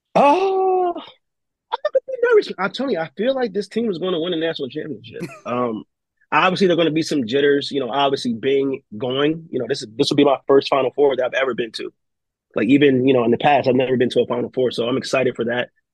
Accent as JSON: {"language": "English", "region": "Maryland", "country": "United States", "said": "I'm from Maryland."}